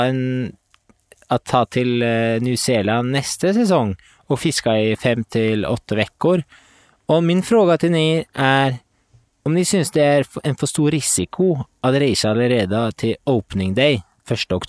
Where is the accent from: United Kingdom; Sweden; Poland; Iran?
Sweden; Norwegian is a second language; now in Denmark; Jeg er svensk som bor i Danmark.